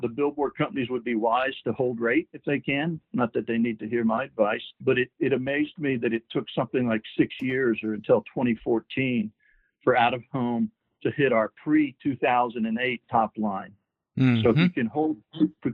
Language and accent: English; Baton Rouge, Louisiana, United States; Baton Rouge, Louisiana, which is my hometown